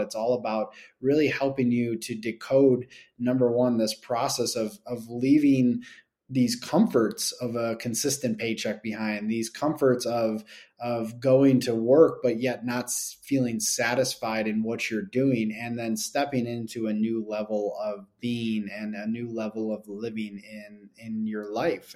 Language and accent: English; Buffalo, New York, United States; I grew up in Buffalo